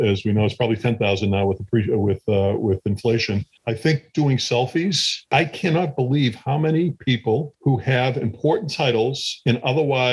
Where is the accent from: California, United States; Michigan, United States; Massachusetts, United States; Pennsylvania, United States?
Massachusetts, United States; Chelsea; having grown up in Chelsea, which was once a part of Boston 100 years ago.